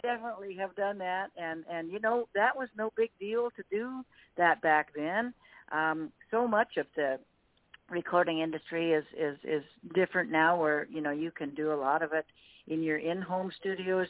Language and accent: English; Canby, Oregon, United States; my hometown fair right here in Canby, Oregon.